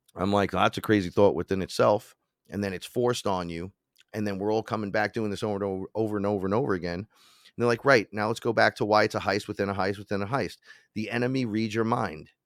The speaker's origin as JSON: {"language": "English", "town": "New York City", "region": "New York", "country": "United States", "said": "I'm from the Bronx"}